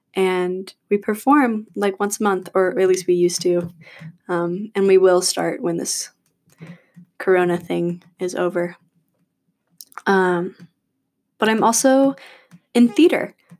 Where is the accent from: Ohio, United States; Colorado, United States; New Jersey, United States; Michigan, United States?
Michigan, United States; Battle Creek; now in Chapel Hill, United States; But I'm originally from Battle Creek, Michigan, so I'm a Midwest girl.